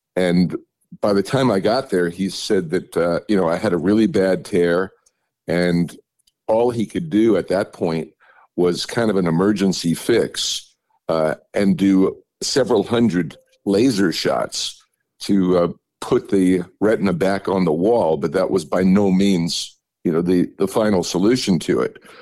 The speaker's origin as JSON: {"language": "English", "town": "New York City", "region": "New York", "country": "United States", "tie": "born or raised there", "moved": "yes", "said": "as I was growing up in New York City"}